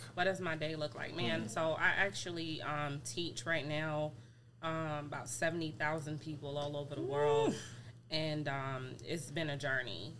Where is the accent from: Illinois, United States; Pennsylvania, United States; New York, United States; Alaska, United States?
New York, United States; New York City; moved away as an adult; now in Georgia, United States; I'm from New York City, born and raised.